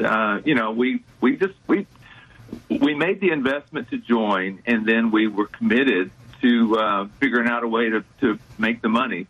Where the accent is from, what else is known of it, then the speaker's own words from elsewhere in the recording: Houston, Texas, United States; I grew up in the Houston area, so I've been here uh, over 50 years